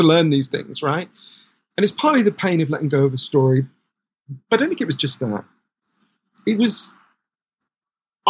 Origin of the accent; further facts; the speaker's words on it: United Kingdom; you and I grew up in Britain.